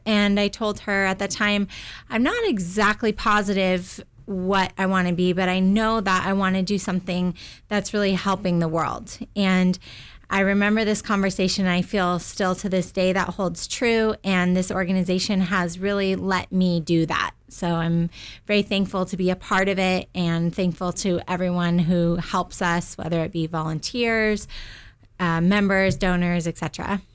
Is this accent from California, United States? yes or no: yes; Southern California, United States; I grew up in Southern California